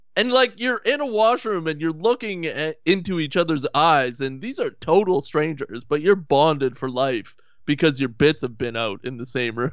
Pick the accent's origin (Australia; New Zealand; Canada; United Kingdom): Canada